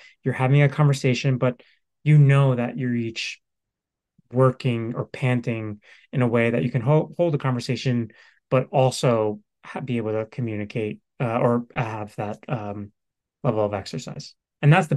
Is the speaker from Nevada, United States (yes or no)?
no; New York, United States; I'm from New York